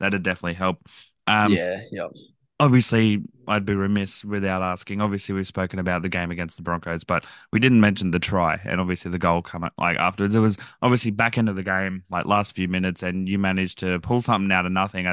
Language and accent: English; Central Coast, Queensland, Australia; I'm from the Central Coast.